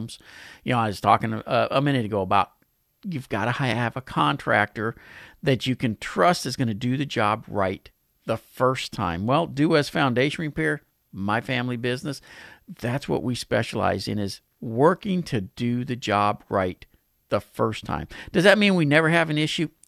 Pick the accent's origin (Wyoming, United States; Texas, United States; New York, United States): Texas, United States; Pasadena; my hometown of Pasadena